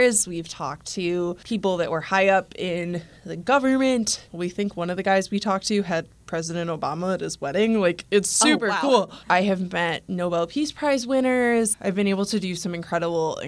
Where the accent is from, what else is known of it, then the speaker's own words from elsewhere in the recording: Chicago, Illinois, United States; I am from Chicago, Illinois